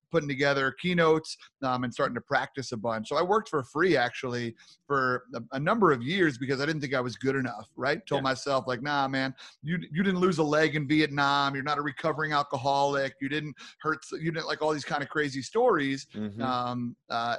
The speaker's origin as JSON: {"language": "English", "region": "New York", "country": "United States", "tie": "born or raised there", "moved": "as an adult", "lives_now": "Minnesota, United States", "said": "Born and raised in New York. I'm a proud New Yorker. Spent most of my life there"}